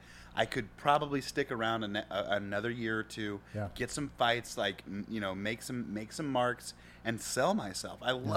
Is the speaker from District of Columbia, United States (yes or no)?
no; Austin, Texas, United States; I'm an Austinite. I'm from Austin. I'm born and bred in Austin.